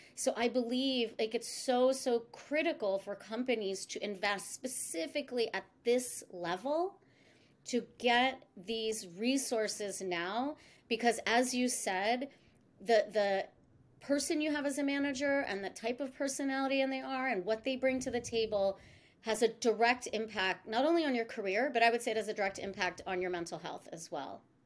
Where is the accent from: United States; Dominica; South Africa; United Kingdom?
United States; East Coast; moved away as an adult; I'm actually born and raised on the East Coast